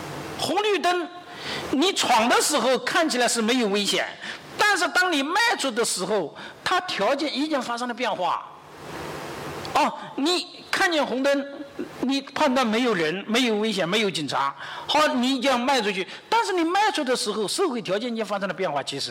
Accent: China; 我们中国人呢，往往是实用主义的。

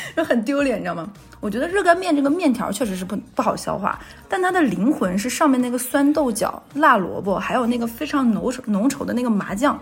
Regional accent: Northeast China, China; moved away as an adult; also born or lived in Hubei; 就只有我们东北，就是我上大学的时候跟他们说，我说我妈早上会给我做两个新炒的炒菜，嗯。然后做个新大米饭

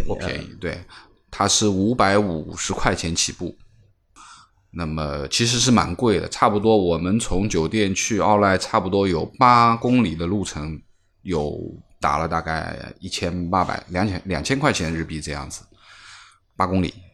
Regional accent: China; 我们中国人自己的一个节日

